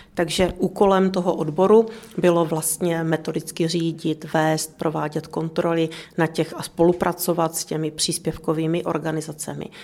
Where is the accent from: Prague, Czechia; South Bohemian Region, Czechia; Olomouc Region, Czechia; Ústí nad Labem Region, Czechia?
Olomouc Region, Czechia; Olomouc; jsem rodák z Olomouce, takže se mi líbilo i v Olomouci